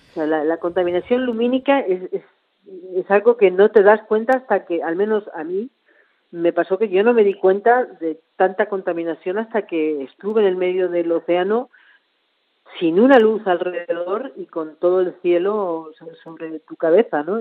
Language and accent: Spanish; Argentina; moved away as an adult; volver a la que era mi tierra